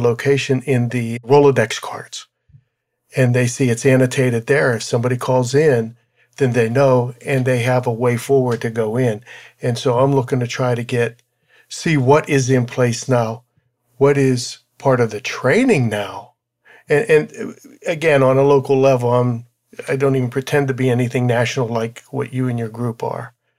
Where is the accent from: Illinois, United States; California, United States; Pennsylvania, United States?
Pennsylvania, United States; Pittsburgh; moved away; back in my hometown, which was, uh, in Pittsburgh, in, in the suburb of Pittsburgh